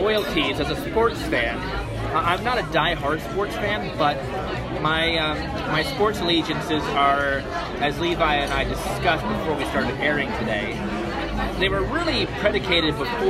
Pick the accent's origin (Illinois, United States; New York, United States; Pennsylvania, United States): New York, United States; Port Jervis; now in Northeast Ohio, United States; My homeland is New York. I am from the New York, New Jersey area of the United States.